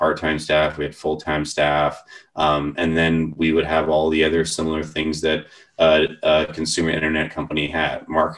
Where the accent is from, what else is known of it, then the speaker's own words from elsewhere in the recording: Vancouver, British Columbia, Canada; So I grew up in the Vancouver area.